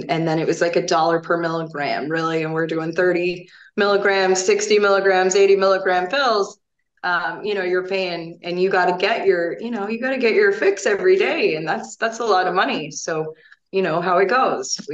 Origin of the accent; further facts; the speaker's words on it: Fort Myers, Florida, United States; moved away as an adult; also born or lived in Pennsylvania; now in Wisconsin, United States; I grew up in Southwest Florida, Fort Myers